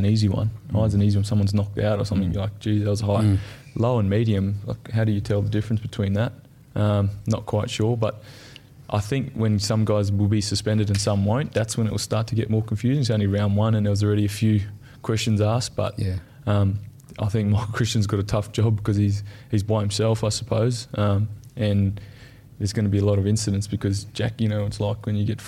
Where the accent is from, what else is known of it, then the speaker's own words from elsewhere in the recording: Darwin, Northern Territory, Australia; also born or lived in Gold Coast, Queensland; now in Melbourne, Australia; I'm from Darwin, right, Northern Territory